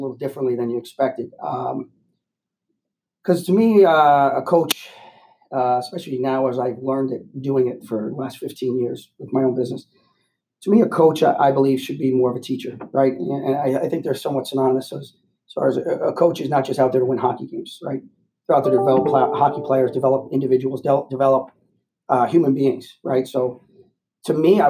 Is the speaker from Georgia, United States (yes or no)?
no; White Plains, New York, United States; So I grew up in White Plains, New York. So I'm a local kid